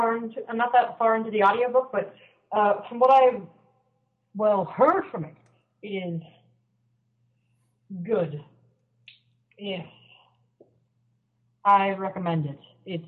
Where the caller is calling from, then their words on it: Vermont, United States; I'm calling from Vermont.